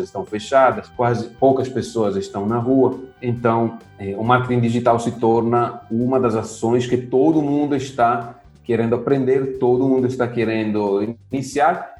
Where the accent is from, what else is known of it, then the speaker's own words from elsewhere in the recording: Italy; Portuguese is a second language; moved away as an adult; now in Brazil; eu sou italiano, moro aqui no Brasil há uns 10 anos